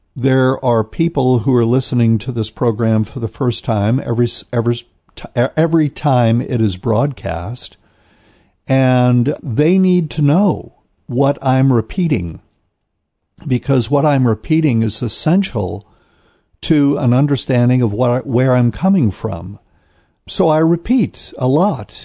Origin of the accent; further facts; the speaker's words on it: New Bern, North Carolina, United States; I'm in a city somewhere in America that is not my hometown, New Bern, North Carolina